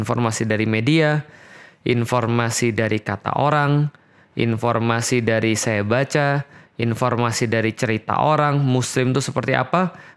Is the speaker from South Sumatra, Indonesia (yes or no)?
yes; Palembang, South Sumatra, Indonesia; Nah, saya lahir bulan Januari, lahir di Palembang. Uh, tahun berapa? Tahun 1984. Jadi saya besar di Palembang dan disitulah saya mendapatkan latar belakang saya sebagai seorang Katolik.